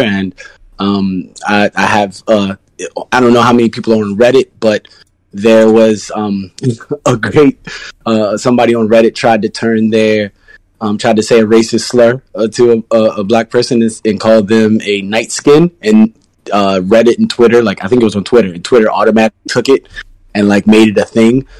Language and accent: English; Maryland, United States; now in New York, United States; I'm from Maryland